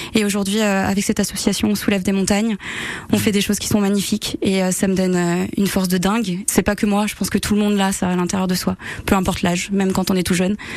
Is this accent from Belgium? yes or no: no; Réunion; now in Aix-les-Bains, France; j'ai grandi à la Réunion